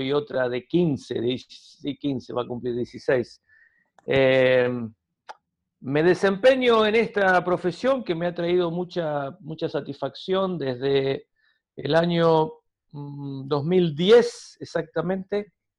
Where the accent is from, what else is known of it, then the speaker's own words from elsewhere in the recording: Argentina; accent: argentino; soy argentino, nací acá